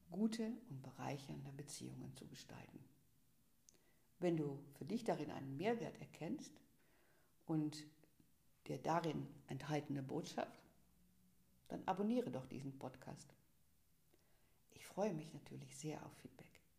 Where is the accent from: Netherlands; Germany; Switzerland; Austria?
Netherlands; born there; German is a second language; Ich bin, wie du sicherlich hörst, gebürtige Niederländerin